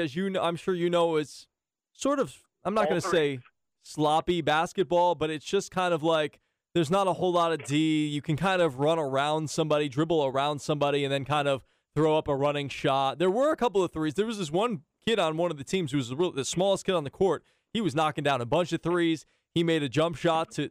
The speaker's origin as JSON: {"language": "English", "region": "Northeast", "country": "United States", "tie": "born or raised there", "moved": "yes", "said": "growing up in the Northeast, as a guy playing basketball"}